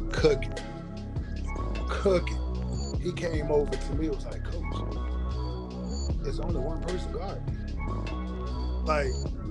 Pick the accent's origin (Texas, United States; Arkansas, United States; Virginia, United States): Virginia, United States; Charles City; growing up in Charles City